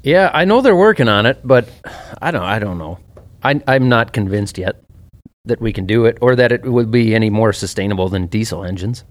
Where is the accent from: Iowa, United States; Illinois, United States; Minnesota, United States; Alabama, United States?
Minnesota, United States; I'm from Minnesota